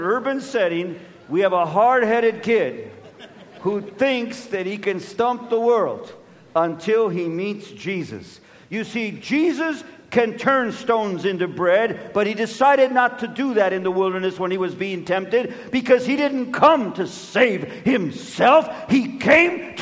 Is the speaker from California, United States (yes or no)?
yes; Los Angeles, California, United States; I'm of Mexican descent, and when I was born and raised in Los Angeles